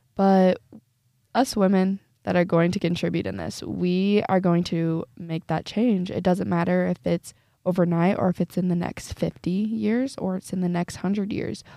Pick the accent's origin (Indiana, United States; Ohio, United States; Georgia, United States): Indiana, United States; Northeast; I'm seventeen years old and I'm from Northeast Indiana